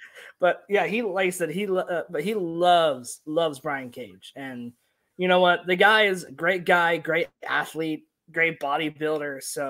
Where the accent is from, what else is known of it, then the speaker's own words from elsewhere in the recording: Texas, United States; I'm from Texas.